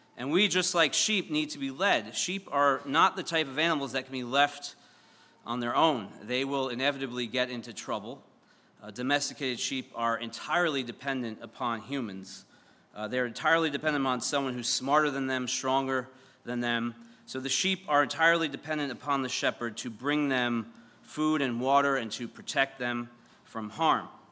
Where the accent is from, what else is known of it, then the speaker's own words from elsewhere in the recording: Syosset, New York, United States; I'm from Syosset, and the, the town next to us is called Mutton Town